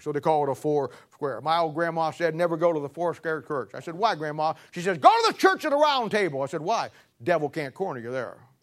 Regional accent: Canton, Ohio, United States; I'm from Canton, Ohio.

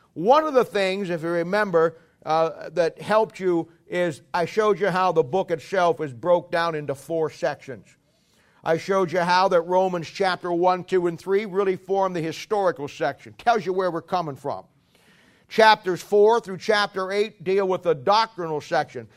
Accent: United States; I'm an American by birth

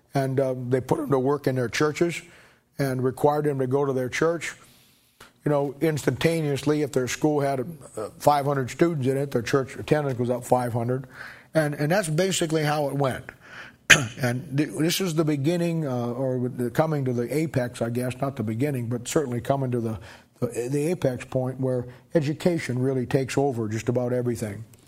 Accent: Canton, United States; moved away; I was growing up in Canton

